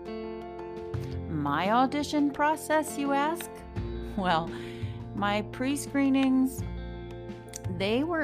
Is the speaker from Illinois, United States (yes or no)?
no; Wilmington, Delaware, United States; I'm from Wilmington, Delaware, just down the turnpike.